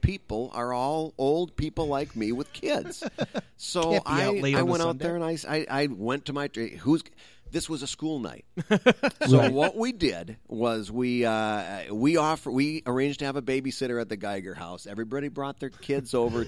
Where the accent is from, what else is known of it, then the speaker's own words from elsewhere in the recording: Midwest, United States; I'm from the Midwest